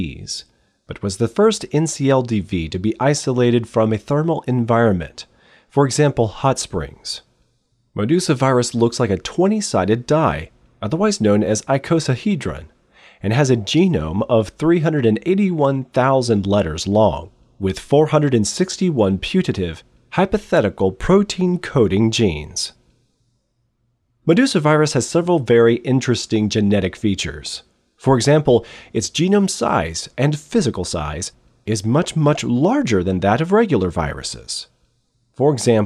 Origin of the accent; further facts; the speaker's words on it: United States; I am American